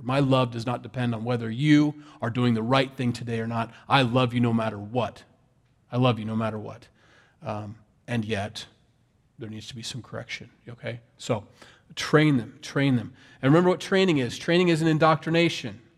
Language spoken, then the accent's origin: English; Sioux City, Iowa, United States; I'm from Iowa. Sioux City, Iowa